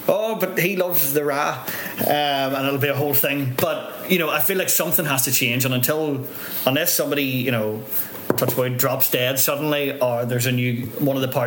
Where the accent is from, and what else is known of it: Northern Ireland, United Kingdom